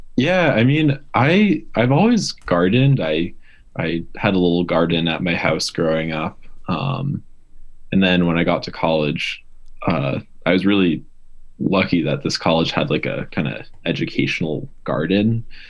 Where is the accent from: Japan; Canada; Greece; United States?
United States; Massachusetts; moved away as an adult; also born or lived in Vermont; I grew up in Massachusetts, and I went to school in Vermont.